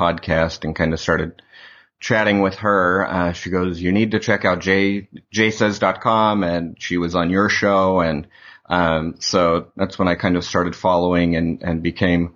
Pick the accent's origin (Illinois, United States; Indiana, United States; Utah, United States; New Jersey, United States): Utah, United States; I grew up in Utah